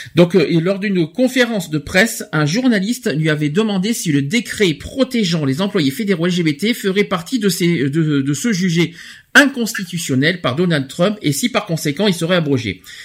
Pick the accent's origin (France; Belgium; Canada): France; chez nous en France